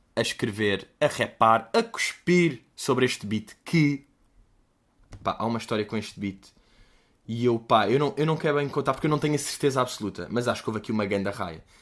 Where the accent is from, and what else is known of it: Portugal